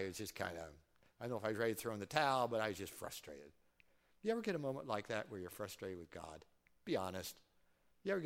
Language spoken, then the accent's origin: English; Fort Recovery, Ohio, United States; I grew up in Fort Recovery, and, you know, there's a fort there, and there's a monument, and right there in that circle is the house I grew up until seventh grade